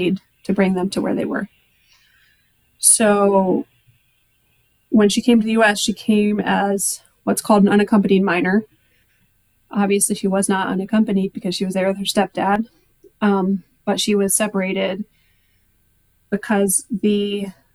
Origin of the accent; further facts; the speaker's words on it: United States; also born or lived in Mexico; in the United States, in my home country